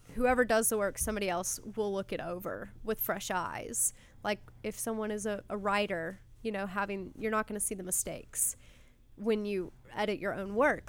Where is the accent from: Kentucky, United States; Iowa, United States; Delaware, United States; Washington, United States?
Kentucky, United States; Louisville; moved away; I grew up in Louisville, Kentucky